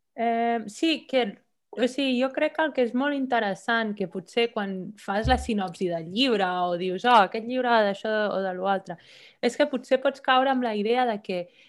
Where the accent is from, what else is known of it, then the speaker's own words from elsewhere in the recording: Barcelona, Catalonia, Spain; moved away as an adult; now in Copenhagen, Denmark; vaig néixer a Barcelona, però ara ja fa quasi set anys que visc a Copenhague.